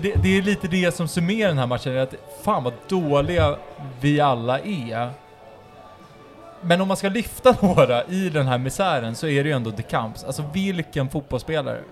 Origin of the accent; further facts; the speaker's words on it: Uppsala, Uppsala County, Sweden; bor i Norby. Min, min ädla stadsdel där jag är uppvuxen